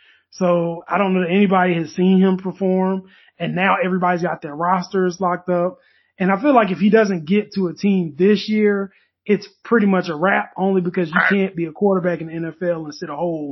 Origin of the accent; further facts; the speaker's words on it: North Carolina, United States; as a North Carolinian